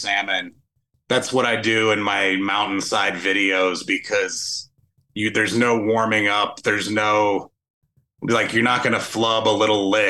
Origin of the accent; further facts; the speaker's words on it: North Carolina, United States; I grew up in North Carolina